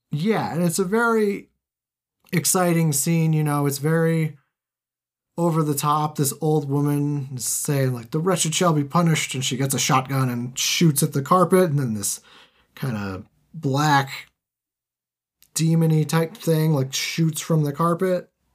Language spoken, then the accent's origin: English; United States; I am American